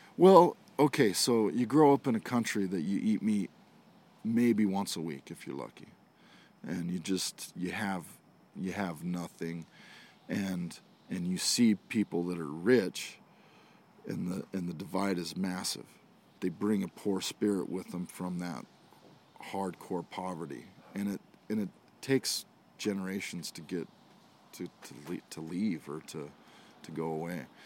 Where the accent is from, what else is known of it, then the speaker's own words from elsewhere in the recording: Idaho, United States; I was an Idaho redneck